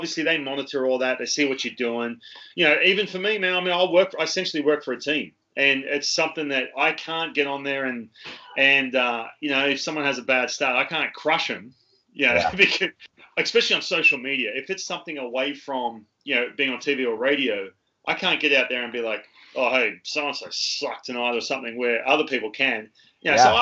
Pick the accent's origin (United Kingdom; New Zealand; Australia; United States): Australia; moved away; I came from Australia